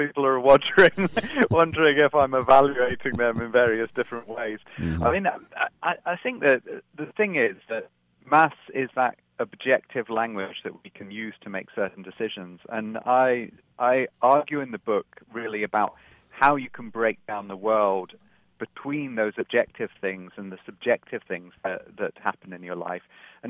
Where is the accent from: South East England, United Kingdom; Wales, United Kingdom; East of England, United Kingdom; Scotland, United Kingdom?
Scotland, United Kingdom; also born or lived in London; I was born in London, but I grew up in Scotland, so I've kind of moved around everywhere.